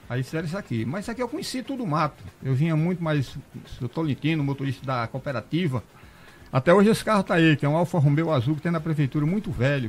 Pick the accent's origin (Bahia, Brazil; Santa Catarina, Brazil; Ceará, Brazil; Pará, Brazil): Bahia, Brazil; Casa Nova; moved away; also born or lived in Bem Bom, Bahia; eu sou baiano de município de Casa Nova